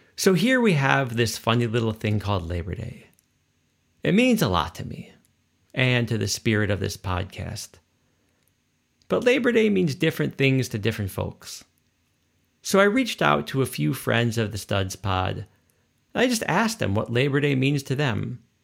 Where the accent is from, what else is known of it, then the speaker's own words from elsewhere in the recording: Chicago, Illinois, United States; my hometown of Chicagoland, USA